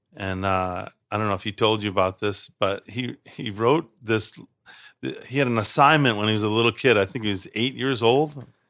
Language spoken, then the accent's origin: English; Chicago, Illinois, United States; I grew up on the South Side